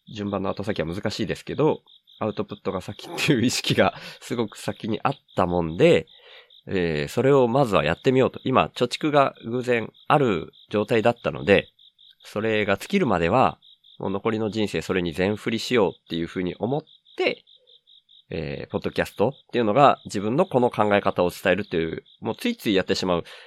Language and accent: Japanese; Miyazaki, Japan; also born or lived in Kanto / Tokyo; 関東から離れるのが、その会社がほぼなくなるみたいな感じになったのがきっかけだったんですけど、地元の宮崎に帰ってきて